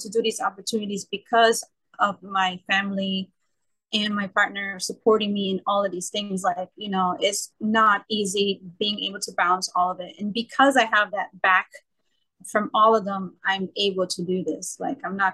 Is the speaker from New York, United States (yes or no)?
yes; New York City, New York, United States; I'm born and raised in Brooklyn